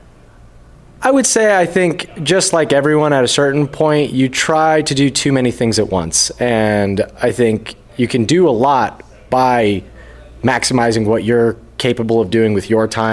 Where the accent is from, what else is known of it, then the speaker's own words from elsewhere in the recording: Las Vegas, Nevada, United States; I'm from Las Vegas.